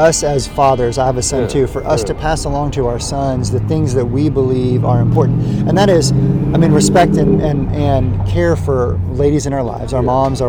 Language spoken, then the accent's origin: English; United States; that you and I experienced growing up in America